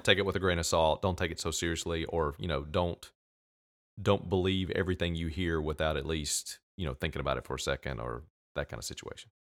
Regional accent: United States; I'm from America, I live here

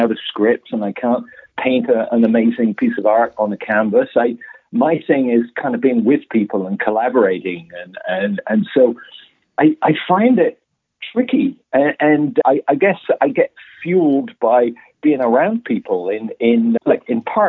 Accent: England, United Kingdom; moved away as an adult; now in Toronto, Canada; I'm British born and raised

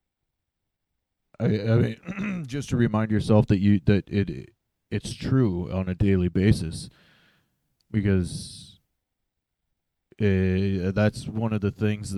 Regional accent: Roundup, Montana, United States; I was born in a little town by the name of Roundup, Montana

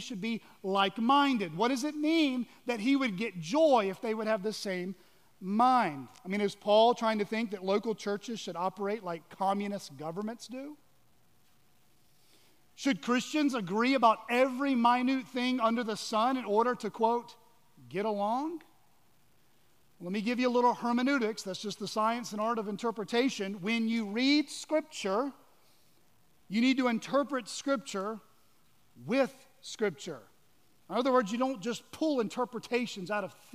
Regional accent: Georgia, United States; moved away; also born or lived in Washington, D.C.; I'm actually from Georgia

